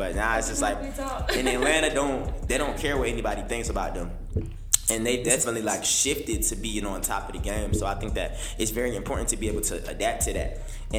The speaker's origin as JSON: {"language": "English", "country": "United Kingdom", "said": "I let people know that I'm really not American, I'm really British, and I learned my accent to do music"}